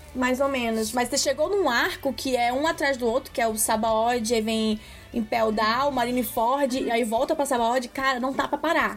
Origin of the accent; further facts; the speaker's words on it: Brazil; a gente é brasileira